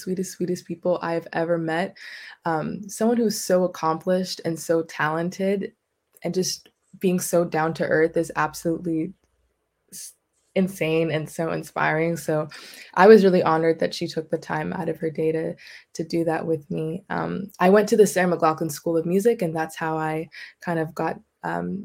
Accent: Vancouver, British Columbia, Canada; also born or lived in Coquitlam; I'm from Vancouver

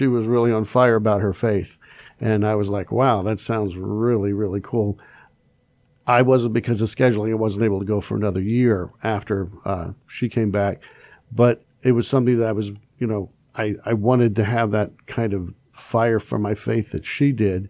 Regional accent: Schuylkill County, Pennsylvania, United States; now in central Pennsylvania, United States; I'm from Schuylkill County up in the coal regions, and I came down. It is different being here in central Pennsylvania down here.

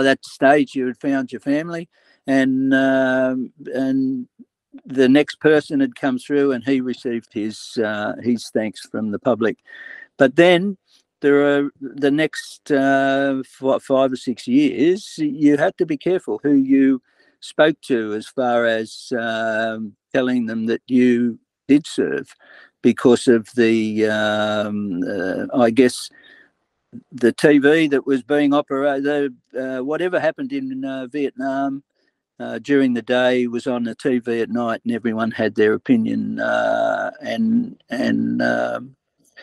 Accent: Sydney, New South Wales, Australia; I'm originally from Bondi, I chose Sydney

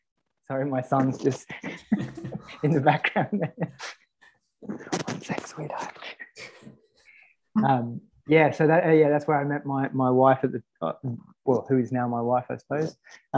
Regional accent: Sydney, New South Wales, Australia; moved away as an adult; now in Katoomba, Australia; I grew up in Sydney, in the stick. Well, what were the sticks of Sydney? So Kenthurst, Dural kind of thing. Now it's all kind of changed, but it was the sticks. In a 5-acre property backing into a crown land.

